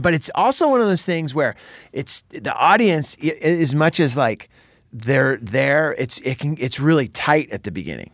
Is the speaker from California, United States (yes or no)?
yes; Santa Cruz, California, United States; moved away; Santa Cruz, my hometown